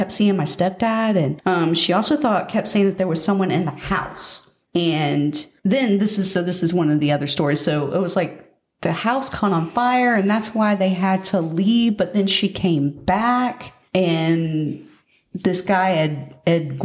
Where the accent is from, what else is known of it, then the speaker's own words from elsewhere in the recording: Pace, Florida, United States; accent: Milton accent; I'm actually from Pace.